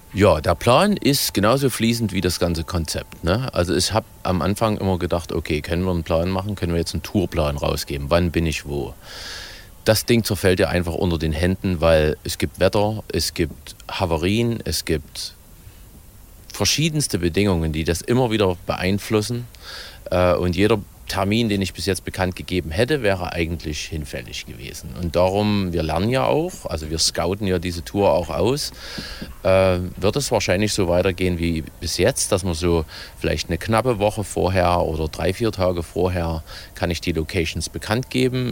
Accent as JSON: {"language": "German", "area": "Ore Mountains", "region": "Saxony", "country": "Germany", "said": "als Erzgebirgler"}